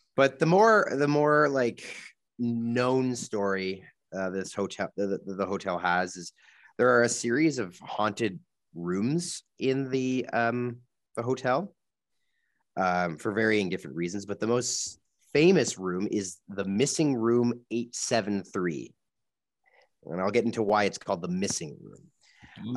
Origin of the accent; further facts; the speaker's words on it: Canada; we're from Canada